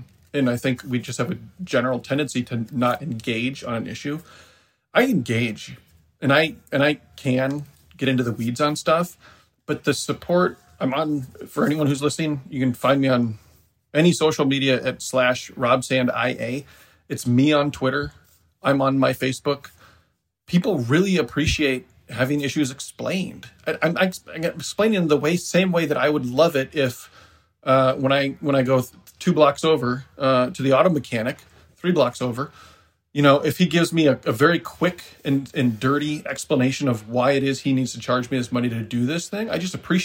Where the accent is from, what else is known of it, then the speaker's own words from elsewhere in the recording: Decorah, Iowa, United States; my hometown, Decorah, is in northeast Iowa